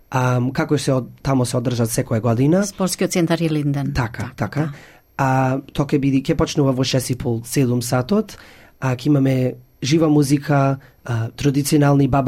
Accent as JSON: {"language": "Macedonian", "country": "Australia", "tie": "born or raised there", "said": "јас сум првиот презедател што сум роден овдека во Австралија и што се како чувствувам како австралијанец, оти сум тува роден"}